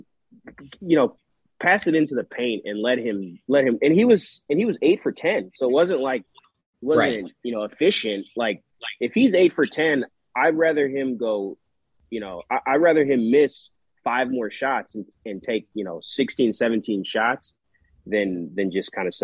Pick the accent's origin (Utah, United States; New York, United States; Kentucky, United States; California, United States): California, United States; Oakland; Oakland, California, my hometown.